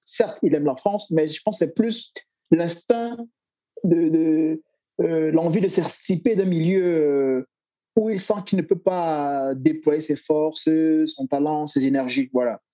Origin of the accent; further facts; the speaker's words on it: Cameroon; je suis Camerounais